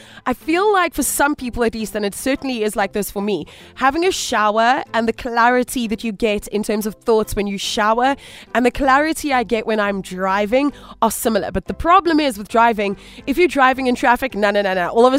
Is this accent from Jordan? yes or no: no; Cape Town, Western Cape, South Africa; now in Johannesburg, South Africa; I am a coastal baby, because I am originally from Cape Town